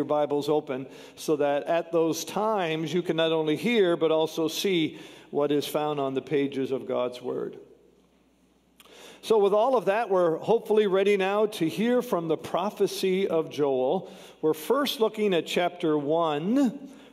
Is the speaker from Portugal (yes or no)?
no; Canada; I'm from Canada